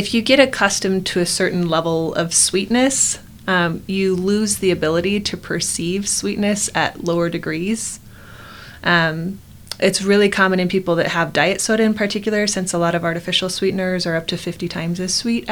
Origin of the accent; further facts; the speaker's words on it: Arizona, United States; now in Utah, United States; I grew up in Arizona where the water is disgusting